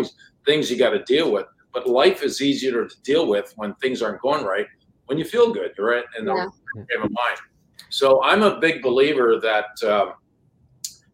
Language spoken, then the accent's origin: English; Sudbury, Ontario, Canada; first language French; English is a second language; moved away as an adult; also born or lived in San Diego, California; now in Jacksonville, United States; growing up in Canada, Sudbury, 20 years